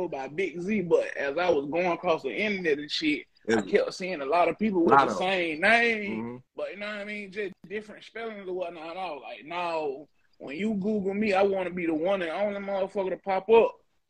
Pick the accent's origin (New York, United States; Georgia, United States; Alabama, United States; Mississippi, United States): Georgia, United States; moved away as an adult; now in Florida, United States; I'm from Georgia, man. I've been in Florida like 2 years now.